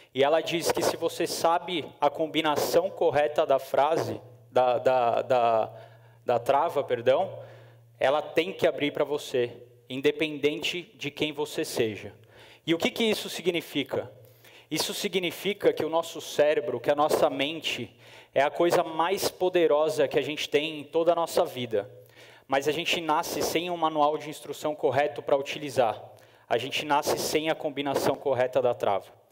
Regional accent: São Paulo, Brazil; eu sou de São Paulo

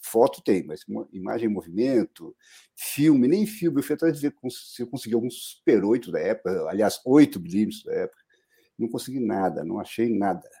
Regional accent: Taubaté, São Paulo, Brazil; also born or lived in Guaratinguetá; now in São Paulo, Brazil; eu nasci em Guaratinguetá, na verdade, né? Mas me criei em Taubaté, desde pequeno, muito pequeno, mudei para Taubaté e me criei lá.

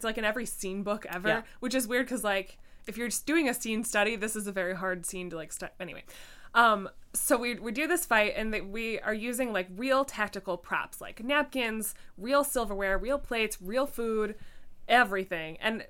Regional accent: Ireland; accent: Irish; I was like, with my Irish accent, like, water, WTH!

